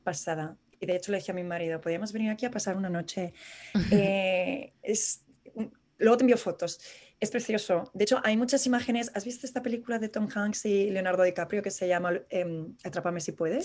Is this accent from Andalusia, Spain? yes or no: no; Madrid, Community of Madrid, Spain; moved away as an adult; now in New York, United States; como madrileños por el mundo